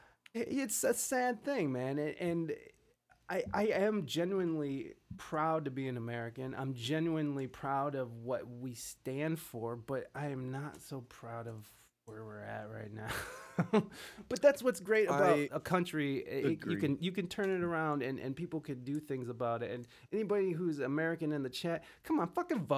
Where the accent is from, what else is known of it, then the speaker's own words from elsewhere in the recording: Canada; I'm Canadian, and when I hear America, I'm like, OMG, another gun-wielding idiot.